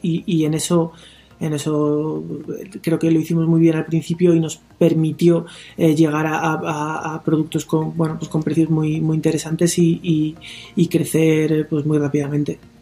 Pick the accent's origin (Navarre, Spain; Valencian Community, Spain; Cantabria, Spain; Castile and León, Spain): Castile and León, Spain; León; also born or lived in Mexico; me parece que soy bastante de León